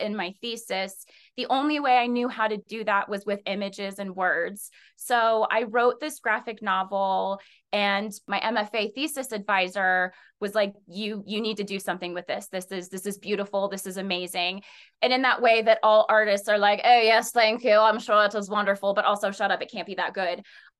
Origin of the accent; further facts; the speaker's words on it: Colorado, United States; No, I'm originally from Colorado, and I split part of my time between New York City, a little bit in Washington, D.C., and Colorado.